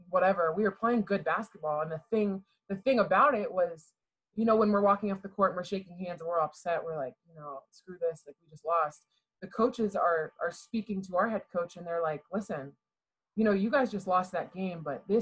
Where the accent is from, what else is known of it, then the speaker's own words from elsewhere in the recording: Houston, Texas, United States; born there; I was born in Houston, Texas.